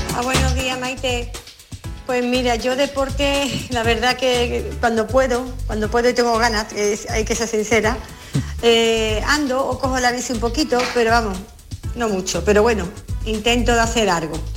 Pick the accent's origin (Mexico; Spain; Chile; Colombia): Spain; Carmona, Andalusia